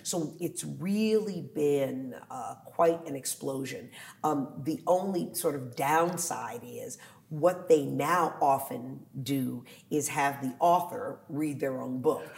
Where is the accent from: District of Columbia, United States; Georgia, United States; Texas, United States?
District of Columbia, United States; Washington; also born or lived in Philadelphia; my hometown of DC